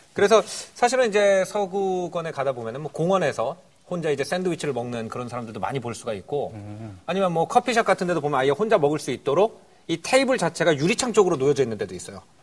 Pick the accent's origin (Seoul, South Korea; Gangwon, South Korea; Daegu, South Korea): Gangwon, South Korea; Wonju; born or raised there